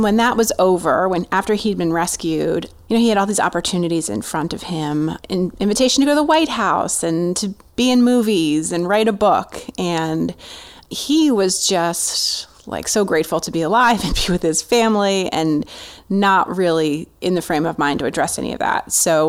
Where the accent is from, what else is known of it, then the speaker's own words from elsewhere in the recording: New Jersey, United States; I grew up in New Jersey, in a more rural part of New Jersey, but still pretty suburban.